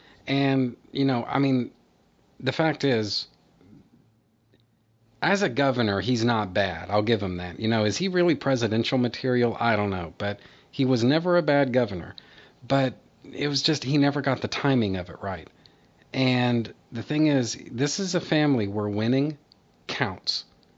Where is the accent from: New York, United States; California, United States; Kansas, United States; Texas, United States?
Texas, United States; They've had a very strong presence in my home state for a very long time now